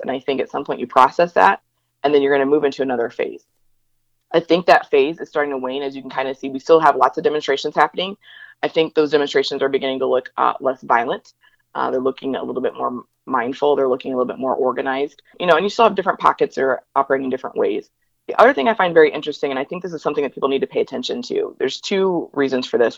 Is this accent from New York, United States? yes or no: no; Northeast Indiana, United States; now in Atlanta, United States; I again live in the metro Atlanta area and um, I'm originally from the Northeast Indiana area